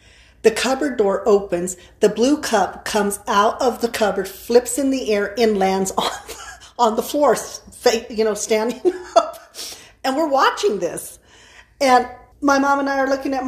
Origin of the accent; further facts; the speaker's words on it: San Luis Valley, Colorado, United States; I'm from the San Luis Valley